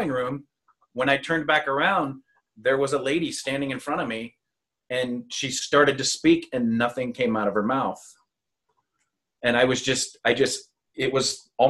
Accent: Peru, Nebraska, United States; the hometown that I'm originally from Nebraska. I'm from a small town called Peru.

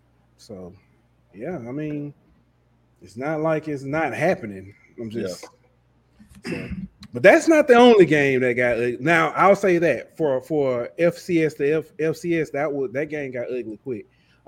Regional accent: Alabama, United States; I'm not from Birmingham, but I ain't gonna let him talk about my state like

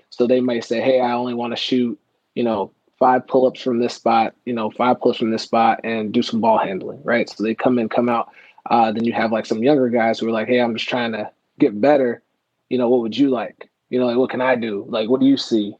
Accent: Las Vegas, Nevada, United States; also born or lived in Oklahoma / Reno, Nevada; now in Orlando, United States; I'm originally from Oklahoma. Uh, so I was like born small town Oklahoma. My parents moved to Nevada, so I like grew up. Uh, I was in Las Vegas.

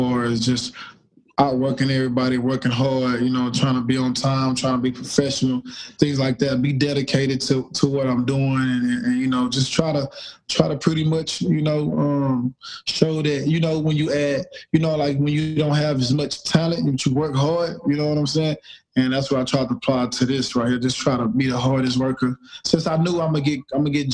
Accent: Houston, Texas, United States; I'm from Houston

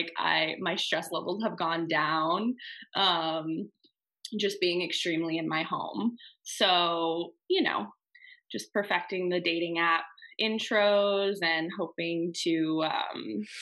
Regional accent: Texas, United States; moved away as an adult; now in Long Beach, United States; I'm from Texas originally. I moved to California in 2015

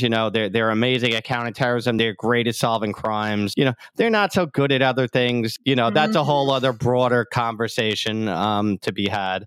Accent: New York City, New York, United States; also born or lived in Queens, New York / Howard Beach, New York; I grew up in Staten Island

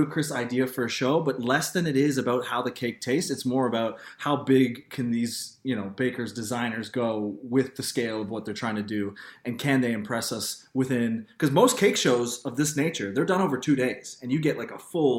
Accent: Quebec, Canada; when I grew up in Quebec

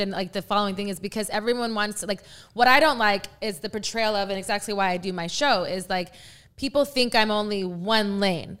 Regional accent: San Antonio, Texas, United States; I am from the San Antonio area

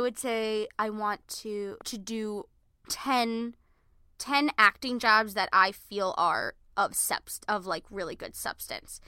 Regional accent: Merrick, New York, United States; we're originally from Merrick, Long Island.

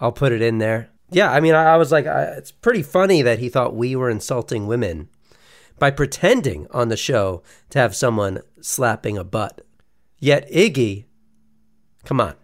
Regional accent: United States; we're American

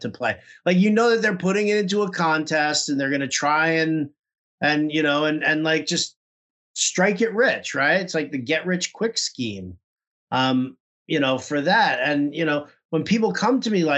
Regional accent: New York, United States; moved away as an adult; now in San Francisco, United States; I'm originally from New York and moved out to San Francisco back in 2007

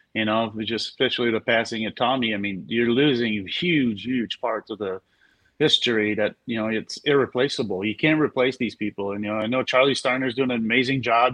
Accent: Montreal, Quebec, Canada; moved away; I'm from Montreal.

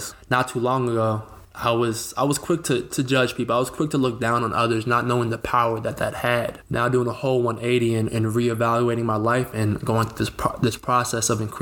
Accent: Northern Virginia, United States; also born or lived in Rhode Island; I was born and raised in Northern Virginia

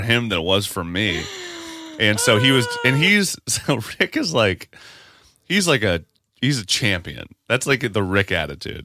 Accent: Parkersburg, West Virginia, United States; moved away; where I'm from. Parkersburg, West Virginia.

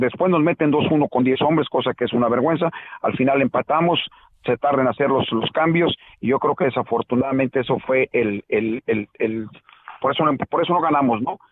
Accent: Mexico; now in Chicago, United States

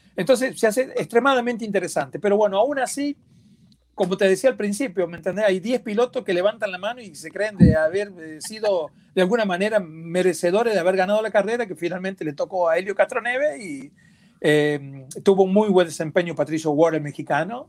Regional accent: Argentina; como decimos en mi país, en Argentina

